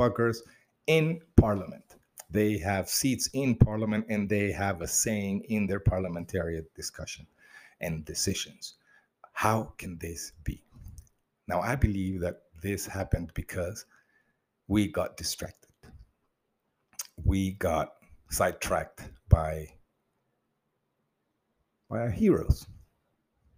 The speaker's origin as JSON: {"language": "English", "country": "Mozambique", "tie": "born or raised there", "said": "I grew up in Mozambique in the communist years"}